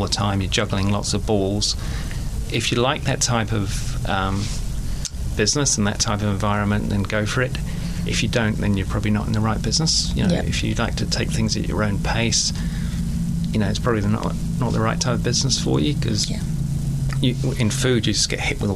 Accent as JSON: {"language": "English", "region": "England", "country": "United Kingdom", "moved": "yes", "lives_now": "New Zealand", "said": "I'm from England"}